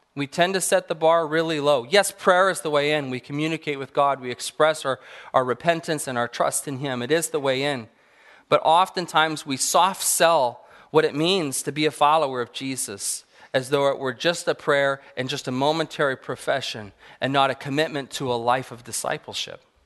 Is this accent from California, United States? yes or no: yes; Apple Valley, California, United States; I grew up in Southern California in the high desert, Apple Valley